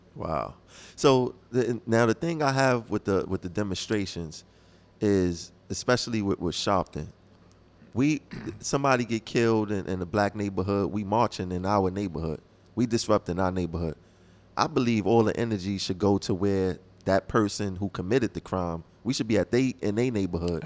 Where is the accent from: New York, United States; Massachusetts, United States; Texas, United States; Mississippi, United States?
New York, United States; New York City; I'm from the Tompkins Projects